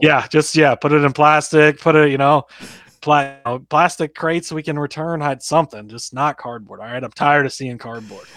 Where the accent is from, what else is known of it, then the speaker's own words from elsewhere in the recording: Omaha, Nebraska, United States; I grew up near Omaha